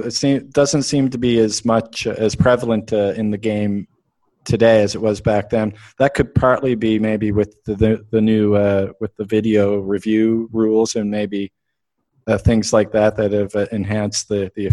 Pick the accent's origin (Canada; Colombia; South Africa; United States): Canada; I'm Canadian